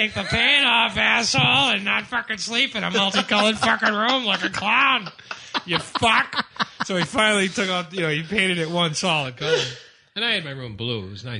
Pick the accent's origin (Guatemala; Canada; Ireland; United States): Ireland; I'm Irish. Well, how could they throw me out of the fucking neighborhood?